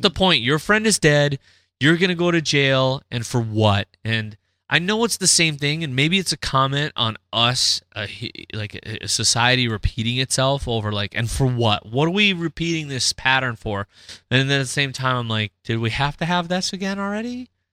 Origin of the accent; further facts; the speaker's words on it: North Dakota, United States; We're from North Dakota.